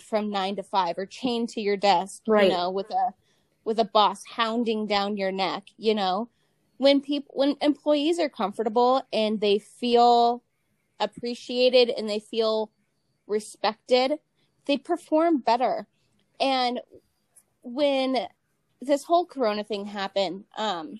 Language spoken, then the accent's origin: English; Ohio, United States; I'm originally from Ohio